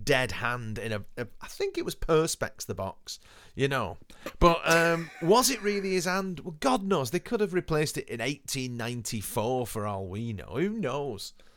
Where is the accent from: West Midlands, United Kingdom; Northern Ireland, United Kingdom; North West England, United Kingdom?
North West England, United Kingdom; Haydock; where I grew up in Haydon